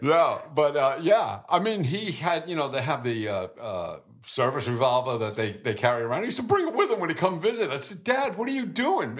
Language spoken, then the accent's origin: English; New York City, New York, United States; I was born in Brooklyn.